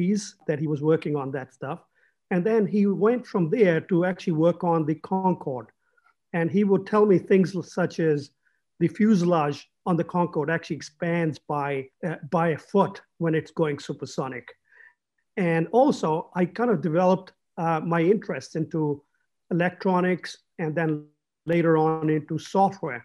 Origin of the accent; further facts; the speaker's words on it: England, United Kingdom; I grew up in England